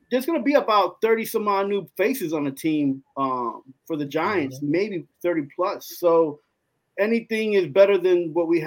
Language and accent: English; Germany; I raised I was raised in Ger- Germany, so I got the opportunity to watch either LA affiliate TV networks or New York t- affiliate.